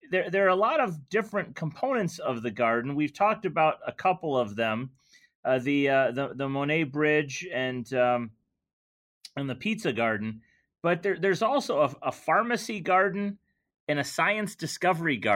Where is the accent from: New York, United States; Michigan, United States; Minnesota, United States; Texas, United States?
Michigan, United States; also born or lived in New Mexico; I'm originally from Michigan.